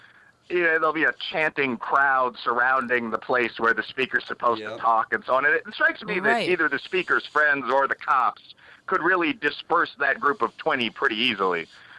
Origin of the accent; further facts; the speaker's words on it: Chicago, Illinois, United States; as I've mentioned, I'm from Chicago. People joke about my old neighborhood having sort of urban mob affiliations, although it doesn't anymore.